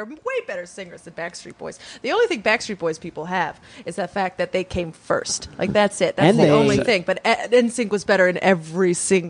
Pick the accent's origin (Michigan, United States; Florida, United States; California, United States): California, United States; Bay Area; I'm from the Bay Area.